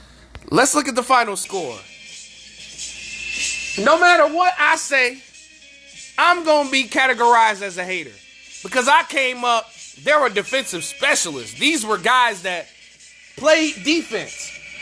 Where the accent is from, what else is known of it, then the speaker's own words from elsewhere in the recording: Detroit, Michigan, United States; I'm from Detroit